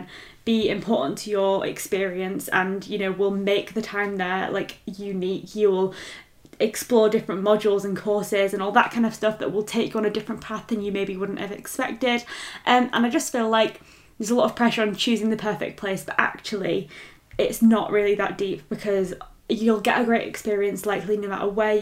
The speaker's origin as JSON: {"language": "English", "town": "Leeds", "region": "Yorkshire and the Humber", "country": "United Kingdom", "tie": "born or raised there", "said": "being from Leeds, I can confirm it is a great city"}